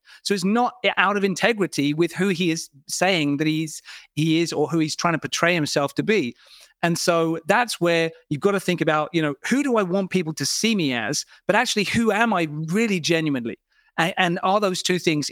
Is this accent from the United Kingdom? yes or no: yes; United Kingdom; I'm British